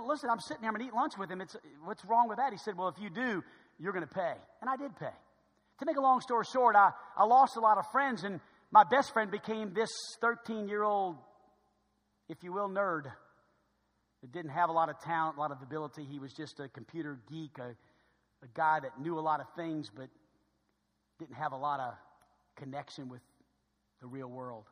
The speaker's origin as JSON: {"language": "English", "town": "New Orleans", "region": "Louisiana", "country": "United States", "tie": "born or raised there", "said": "I was growing up in New Orleans"}